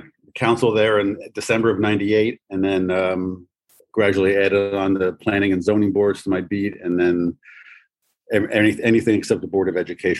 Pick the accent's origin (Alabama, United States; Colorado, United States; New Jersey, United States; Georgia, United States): New Jersey, United States; Ocean Township; also born or lived in Northern Virginia; I grew up in New Jersey, born and raised here. I grew up down the shore, mostly in Ocean Township, just next to Asbury Park.